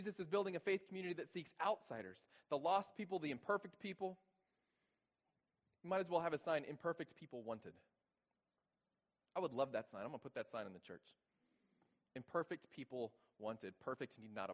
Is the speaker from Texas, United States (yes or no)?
yes; Texas, United States; moved away as an adult; now in Bowling Green, United States; I'm originally from Texas